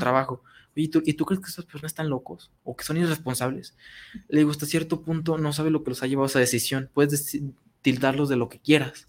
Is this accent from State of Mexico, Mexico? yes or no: no; San Julián, Jalisco, Mexico; moved away as an adult; now in Guadalajara, Mexico; cuando me salí de mi pueblo, yo soy de San Julián, Jalisco, un hermoso pueblito